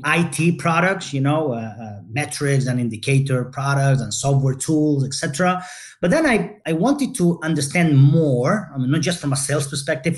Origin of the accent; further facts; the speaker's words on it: Barcelona, Catalonia, Spain; I'm Spanish, born and raised in Barcelona, Spain